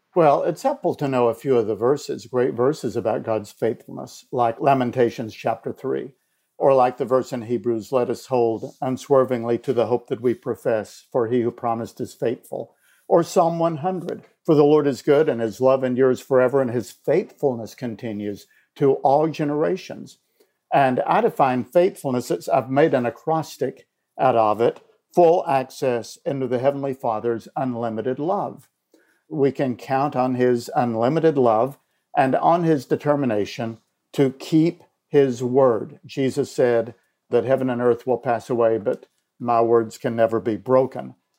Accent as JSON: {"language": "English", "town": "Elizabethton", "region": "Tennessee", "country": "United States", "tie": "born or raised there", "also_born_or_lived": "Illinois", "moved": "as an adult", "said": "my hometown of Elizabethton"}